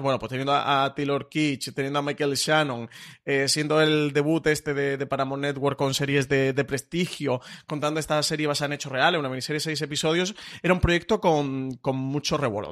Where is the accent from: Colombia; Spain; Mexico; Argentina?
Spain; nosotros como público español